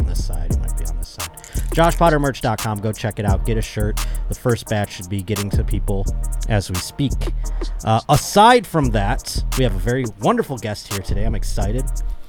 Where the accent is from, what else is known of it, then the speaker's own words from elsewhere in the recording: Buffalo, New York, United States; now in Southern California, United States; Buffalo, New York, my hometown.